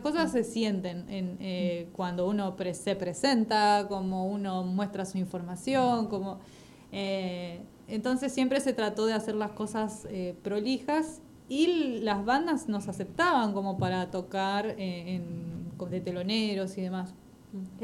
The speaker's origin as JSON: {"language": "Spanish", "town": "Banfield", "region": "Buenos Aires Province", "country": "Argentina", "tie": "born or raised there", "also_born_or_lived": "Goya, Corrientes", "said": "pero vine muy, muy chiquita, soy más de, acá"}